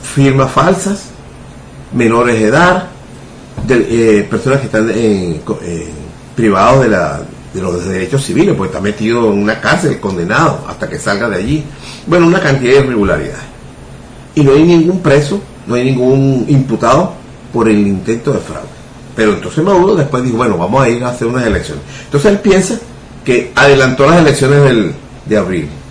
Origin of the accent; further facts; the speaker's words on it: Venezuela; Nuestro origen como venezolano no es común